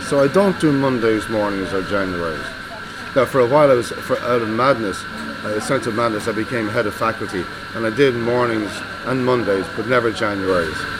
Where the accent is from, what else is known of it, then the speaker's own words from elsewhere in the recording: Cleveland, Ohio, United States; growing up in Cleveland, uh, with the Cleveland Orchestra